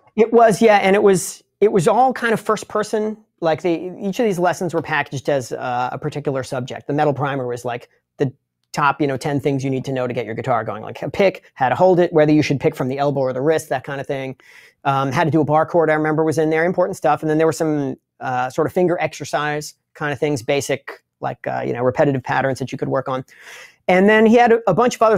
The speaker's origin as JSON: {"language": "English", "area": "Long Island", "region": "New York", "country": "United States", "said": "I'm from Long Island, which is a part of, uh, the United States"}